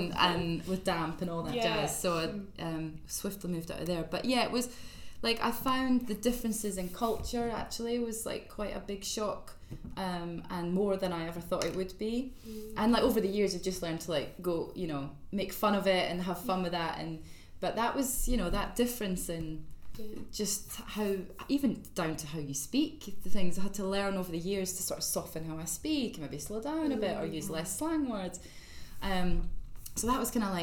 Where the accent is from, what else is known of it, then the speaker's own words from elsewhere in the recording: East Coast of Scotland, United Kingdom; also born or lived in Liverpool; now in London, United Kingdom; I'm from the East Coast